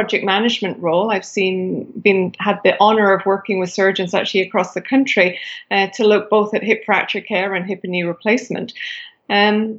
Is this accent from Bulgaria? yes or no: no; United Kingdom; moved away as an adult; now in Canada; I am originally from Britain